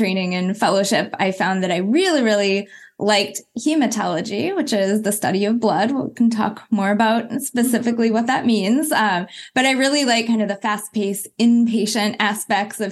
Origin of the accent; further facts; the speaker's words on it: Berkeley, California, United States; I was born in Berkeley, California, to a mom who was, you know, an activist in the 60s.